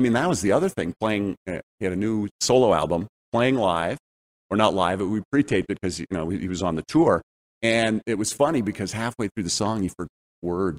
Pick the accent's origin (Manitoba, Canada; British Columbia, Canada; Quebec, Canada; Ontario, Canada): Quebec, Canada; Montreal; moved away; also born or lived in Calgary / Toronto; I grew up in Montreal